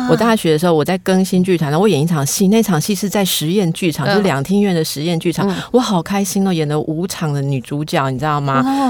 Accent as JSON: {"language": "Chinese", "country": "Taiwan", "accent": "Taiwanese Mandarin", "said": "其实我们这样都还算是台湾国语了。"}